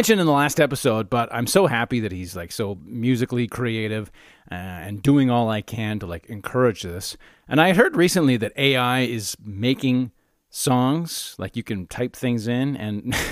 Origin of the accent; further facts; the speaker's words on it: Calgary, Alberta, Canada; I grew up in Calgary